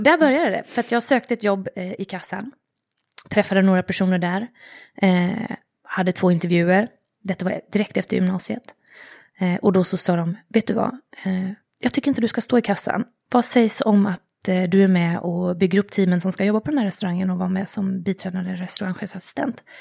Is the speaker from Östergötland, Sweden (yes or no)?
no; Jönköping, Jönköping County, Sweden; also born or lived in Vännäs, Umeå; Jag har vuxit upp i Jönköping. Jönköping. Eller egentligen i Umeå och Jönköping.